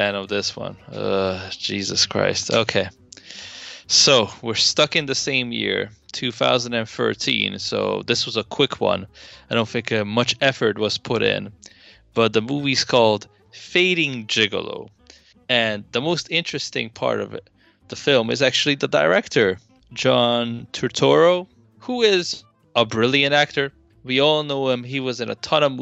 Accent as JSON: {"language": "English", "country": "United States"}